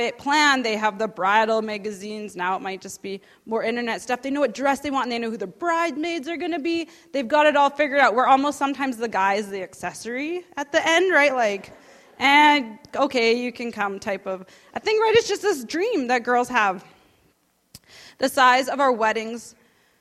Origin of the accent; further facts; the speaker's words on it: Saskatchewan, Canada; I grew up there, born and raised in Saskatchewan.